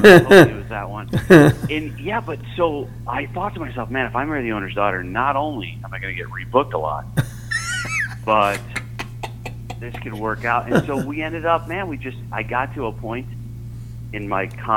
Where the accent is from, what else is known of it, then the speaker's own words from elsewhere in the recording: New York, United States; moved away as an adult; now in Fairbanks, United States; I was born in New York